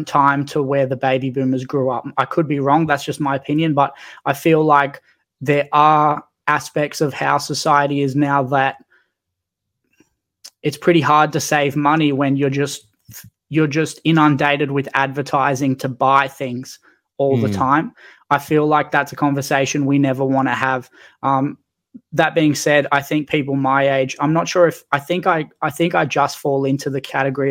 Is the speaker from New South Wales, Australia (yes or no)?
yes; Newcastle, New South Wales, Australia; I grew up in Newcastle